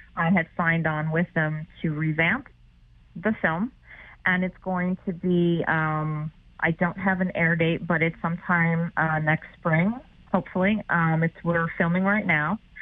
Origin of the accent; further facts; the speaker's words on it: New York, United States; I'm a New Yorker